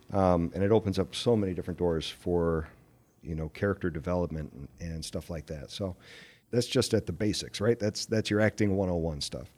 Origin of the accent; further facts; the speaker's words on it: Aurora, United States; Aurora was, was my hometown